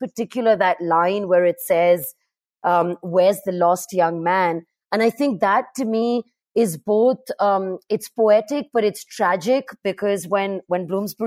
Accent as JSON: {"language": "English", "town": "Karachi", "region": "Sindh", "country": "Pakistan", "tie": "born or raised there", "said": "I grew up in Karachi in Pakistan"}